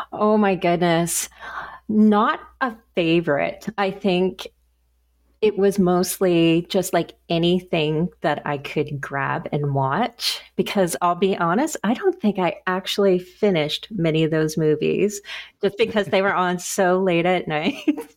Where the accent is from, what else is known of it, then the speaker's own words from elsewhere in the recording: Nova Scotia, Canada; I'm from Nova Scotia